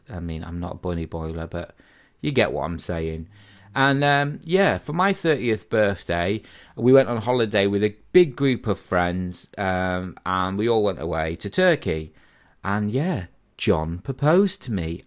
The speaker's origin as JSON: {"language": "English", "town": "Harrogate", "region": "Yorkshire and the Humber", "country": "United Kingdom", "tie": "born or raised there", "said": "I was originally brought up in a place called Harrogate."}